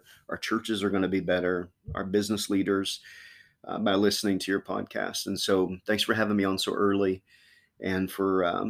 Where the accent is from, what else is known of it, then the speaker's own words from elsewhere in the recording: Kentucky, United States; now in Chillicothe, United States; I was born in Kentucky.